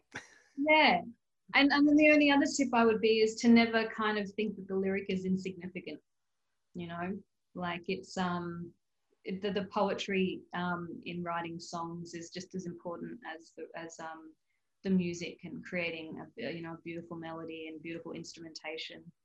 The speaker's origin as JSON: {"language": "English", "town": "Darwin", "region": "Northern Territory", "country": "Australia", "tie": "born or raised there", "said": "I'm from Darwin. I grew up in Darwin"}